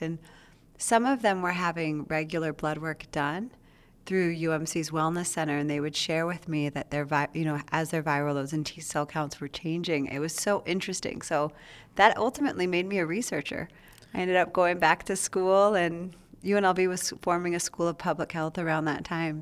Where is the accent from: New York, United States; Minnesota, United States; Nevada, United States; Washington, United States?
Nevada, United States; Las Vegas; also born or lived in Reno; I was born here in Las Vegas at Sunrise Hospital. So, um, I grew up over on the east side of Las Vegas.